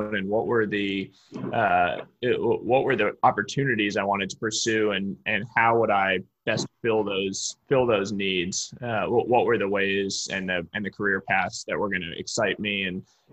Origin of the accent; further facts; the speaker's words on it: Cambridge, Massachusetts, United States; moved away as an adult; now in Palo Alto, United States; Family lives in Boston, Massachusetts, where I grew up. My father's a professor at Harvard University, so I grew up right just outside Cambridge